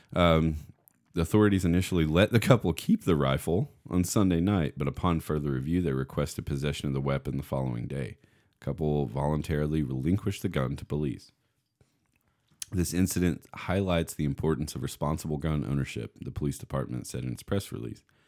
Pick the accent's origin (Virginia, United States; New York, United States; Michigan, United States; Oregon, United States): Virginia, United States; near Russell County; outside of my hometown, a couple miles away, um, in, in Russell County in Virginia